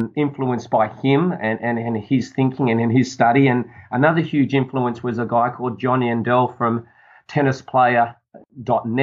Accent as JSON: {"language": "English", "town": "Sydney", "region": "New South Wales", "country": "Australia", "said": "I come from Sydney, which is a beautiful place for the world, Sydney, Australia. Which I love living here."}